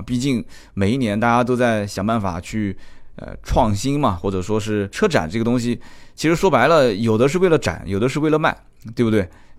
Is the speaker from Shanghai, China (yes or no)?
no; Jiangsu, China; 我说江苏的哦